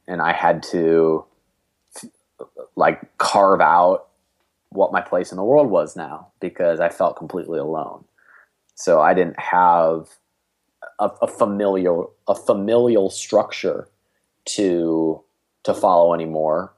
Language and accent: English; Cleveland, Ohio, United States; I'm from Cleveland, Ohio